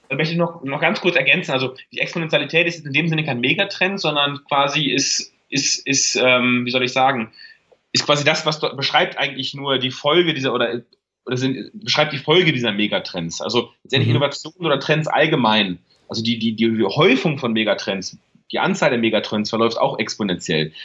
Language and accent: German; Münsterland, North Rhine-Westphalia, Germany; komme aus Nordrhein-Westfalen, aus dem beschaulichen Münsterland vom Lande. Mhm. Groß geworden